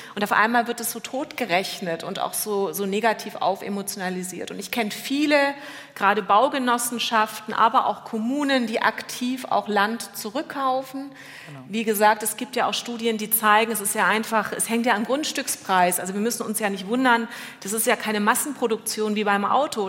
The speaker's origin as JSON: {"language": "German", "country": "Germany", "said": "Bei uns in Deutschland"}